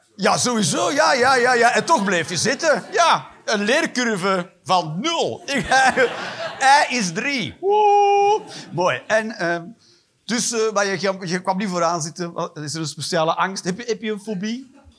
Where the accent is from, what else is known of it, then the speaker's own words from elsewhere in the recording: Flanders, Belgium; En ik ben een Vlaming